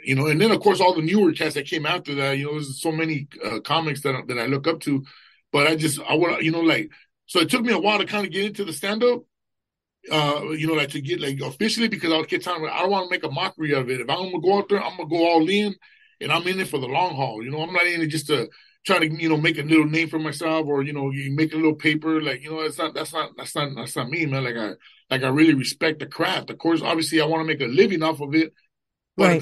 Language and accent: English; Los Angeles, California, United States; East LA, Boyle Heights